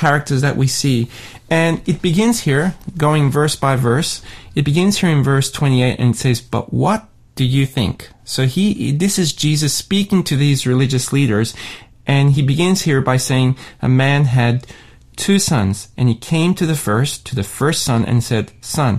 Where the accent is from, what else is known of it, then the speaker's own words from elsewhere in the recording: Sydney, New South Wales, Australia; I grew up in Sydney